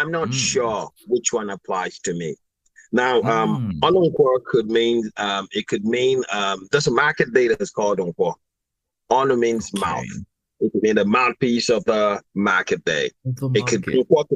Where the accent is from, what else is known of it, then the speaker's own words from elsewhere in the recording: Lagos, Nigeria; I was born in Lagos. Festac. My dad first lived in Apapa before he moved to Festac. So actually, I'm a Lagos boy. Lived all my life in Lagos.